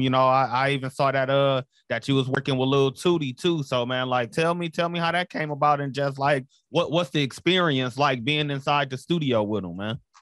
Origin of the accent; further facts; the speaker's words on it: Flint, Michigan, United States; I'm from Flint, Michigan